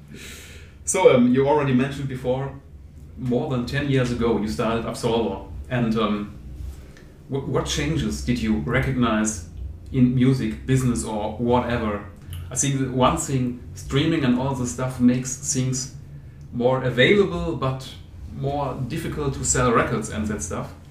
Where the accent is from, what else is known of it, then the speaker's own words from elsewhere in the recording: Germany; I'm from Germany